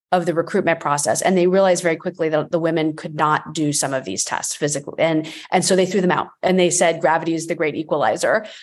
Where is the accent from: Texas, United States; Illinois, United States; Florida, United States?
Florida, United States; I grew up in the eighties and, um, I, I'm from Florida